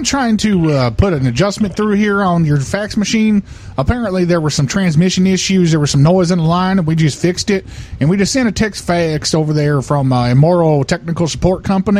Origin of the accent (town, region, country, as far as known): Jamaica